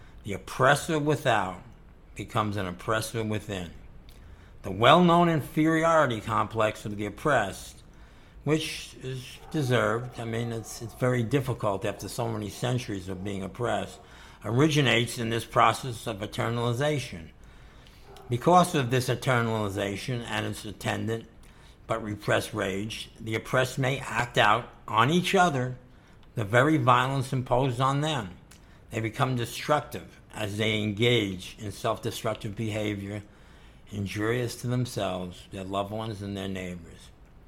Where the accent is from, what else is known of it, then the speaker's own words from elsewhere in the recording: United States; when I travel around the world and people ask me where I'm from, I say I'm American. When I'm an American, someone asks me where I'm from, or where my family from, or what nationality am I don't say American, I say I'm Italian.